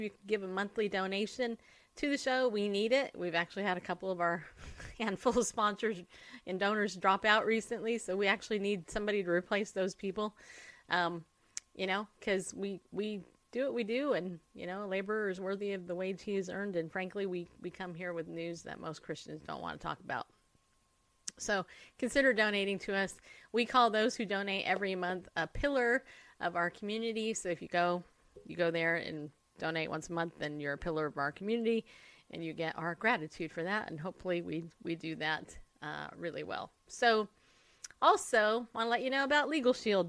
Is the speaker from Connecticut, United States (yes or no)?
no; California, United States; now in Tennessee, United States; I grew up in California